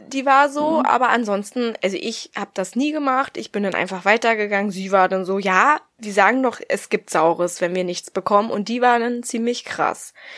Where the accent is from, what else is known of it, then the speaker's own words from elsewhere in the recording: the East, eastern Germany, Germany; Bei uns im Osten